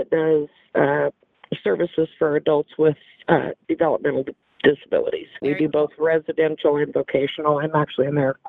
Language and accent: English; Nebraska, United States; Born and raised in Nebraska.